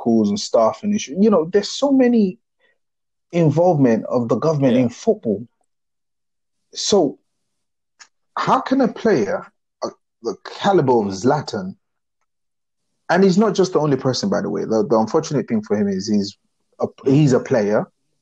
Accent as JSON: {"language": "English", "country": "Nigeria", "tie": "born or raised there", "said": "when I was growing up in Nigeria"}